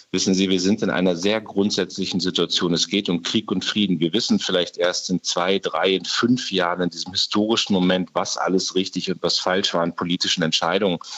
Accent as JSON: {"language": "German", "town": "Munster", "region": "Lower Saxony", "country": "Germany", "tie": "born or raised there", "said": "Ich habe mir jetzt die Woche gerade die Ausbildung der ukrainischen mhm. Soldaten in meiner Heimatstadt Munster am Leo 2 angeguckt"}